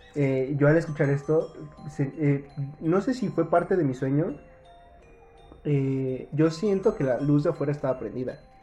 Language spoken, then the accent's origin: Spanish; Mexico City, Mexico; soy de Iztapalapa